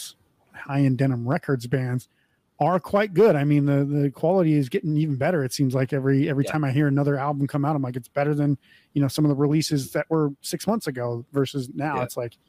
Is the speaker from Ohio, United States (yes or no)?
no; North Dakota, United States; now in Las Vegas, United States; I grew up in North Dakota, so I know exactly how it is. The shit is awful. That's why I don't live there or anywhere near there anymore. I live in Las Vegas.